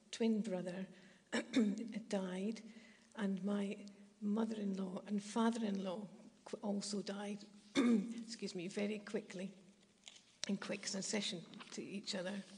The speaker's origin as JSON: {"language": "English", "town": "Glasgow", "region": "Scotland", "country": "United Kingdom", "also_born_or_lived": "Kenilworth", "moved": "yes", "said": "I'm originally from Glasgow"}